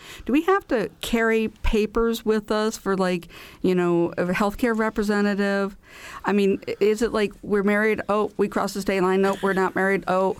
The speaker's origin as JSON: {"language": "English", "region": "Illinois", "country": "United States", "tie": "born or raised there", "moved": "yes", "lives_now": "Indiana, United States", "said": "my home state of Illinois"}